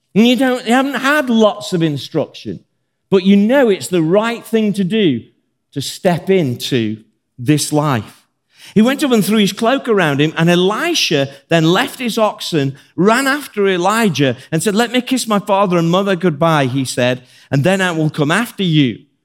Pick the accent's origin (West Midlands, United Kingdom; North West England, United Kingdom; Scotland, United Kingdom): West Midlands, United Kingdom; Birmingham; I'm from Birmingham